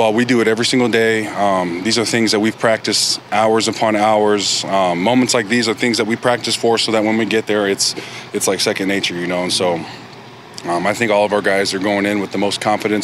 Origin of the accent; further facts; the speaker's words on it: St. Louis, Missouri, United States; moved away; I'm from St. Louis area